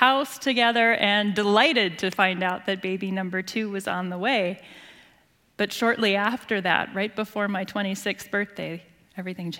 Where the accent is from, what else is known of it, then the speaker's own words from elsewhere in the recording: Rochester, Minnesota, United States; also born or lived in La Crosse, Wisconsin; that sweetheart of mine and I grew up here in Rochester